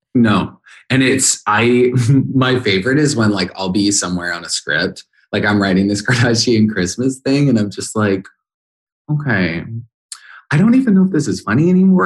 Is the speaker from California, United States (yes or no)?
no; Idaho, United States; moved away; I grew up in Idaho